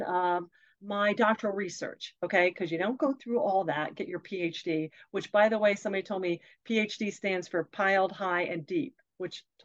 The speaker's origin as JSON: {"language": "English", "region": "Pennsylvania", "country": "United States", "tie": "born or raised there", "said": "we grew up in Pennsylvania, lots of railroad"}